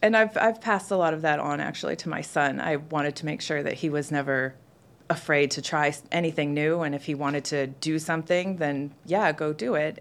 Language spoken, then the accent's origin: English; Pacific Northwest, United States; now in Atlanta, United States; I'm currently based in Atlanta, And I am from the Pacific Northwest. That's where I've spent the last fifteen years